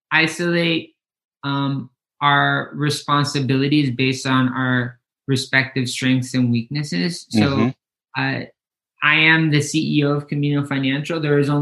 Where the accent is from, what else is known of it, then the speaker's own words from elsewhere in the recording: Mazatlan, Sinaloa, Mexico; moved away as an adult; My mom decided to pack her bags and move back to Mexico. And so Kenny and I grew up in Mazatlan, Sinaloa, which is on the Pacific coast.